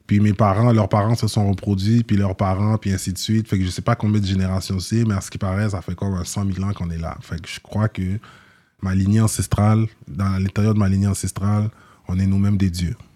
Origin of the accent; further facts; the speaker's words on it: Montreal, Quebec, Canada; Moi, je suis né dans l'Ouest, mais avant de m'avoir, mes sœurs, ils sont plus grandes que moi, ils sont nés à Rivière. Oui. Fait que, tu sais, ma mère habitait dans l'Est avant. Ouais. Puis ensuite, elle a migré dans l'Ouest.